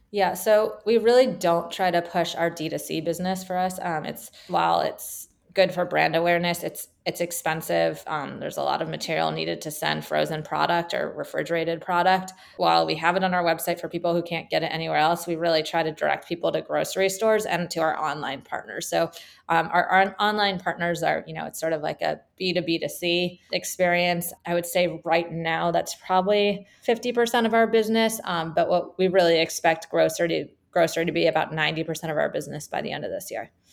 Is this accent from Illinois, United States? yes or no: no; California, United States; also born or lived in Michigan; I'm from California.